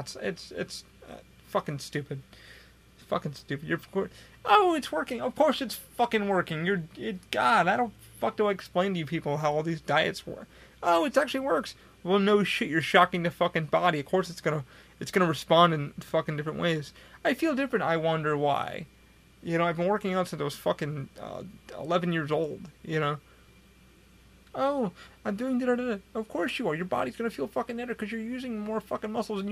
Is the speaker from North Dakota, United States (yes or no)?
no; Rochester, New York, United States; now in Florida, United States; I had somebody the other day from my hometown come up to me, and I was at Rochester, New York